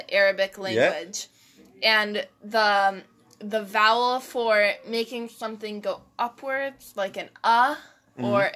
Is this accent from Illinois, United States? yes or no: no; Victoria, Texas, United States; moved away; also born or lived in Ohio; I was born in Victoria, Texas, which is very close to Mexico.